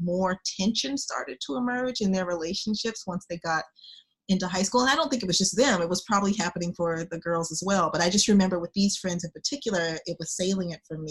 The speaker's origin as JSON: {"language": "English", "town": "Oklahoma City", "region": "Oklahoma", "country": "United States", "said": "I am from Oklahoma, Oklahoma City, Oklahoma"}